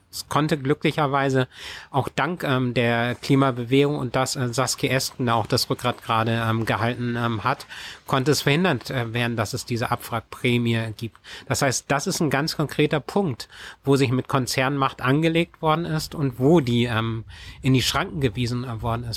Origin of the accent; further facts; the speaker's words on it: Schleswig-Holstein, Germany; also born or lived in Kiel; bei uns in Schleswig-Holstein, die Gemeinde Sprakebüll